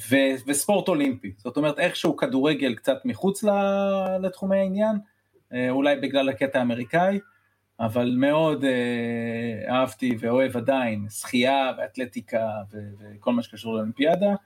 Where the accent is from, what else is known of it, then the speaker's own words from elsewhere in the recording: United States; also born or lived in Israel; וגדלתי בארצות הברית, אז uh, אחרי זה סוג של שילוב בין ישראל לארצות הברית, היו לי שנים פה, שנים שם